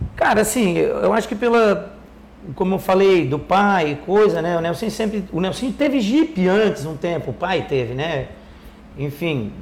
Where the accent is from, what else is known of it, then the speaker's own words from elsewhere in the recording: Orleans, Santa Catarina, Brazil; Nasci em Orleans